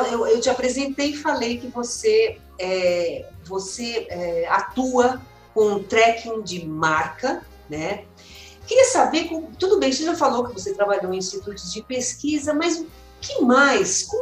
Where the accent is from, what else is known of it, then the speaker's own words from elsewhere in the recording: São Paulo, Brazil; Eu sou aqui de São Paulo, ah, paulista, meu.